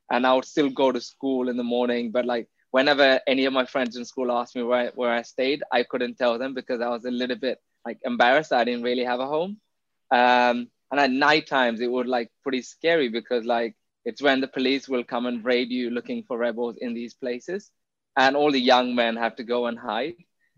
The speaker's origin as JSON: {"language": "English", "town": "Jaffna", "region": "Northern Province", "country": "Sri Lanka", "tie": "born or raised there", "said": "So I was born in Jaffna in 1991. You know, life was okay, but because I was a kid, you don't really realize that you're in the middle of a war zone, right?"}